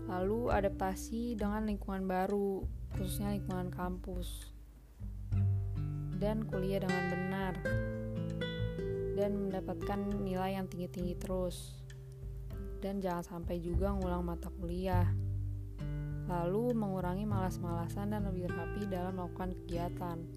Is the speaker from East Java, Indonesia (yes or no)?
no; Bekasi, West Java, Indonesia; also born or lived in Jakarta; Aku lahir di Jakarta tanggal 11 November 2003. Asal aku dari Bekasi, tepatnya Bekasi Timur, dan lebih spesifiknya lagi di Rawalumbu.